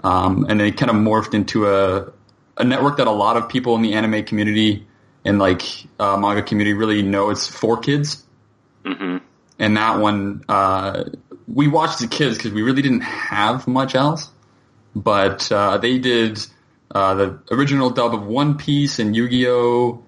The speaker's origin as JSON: {"language": "English", "country": "Canada", "said": "I'm a Canadian, and I live and work in Toronto right now"}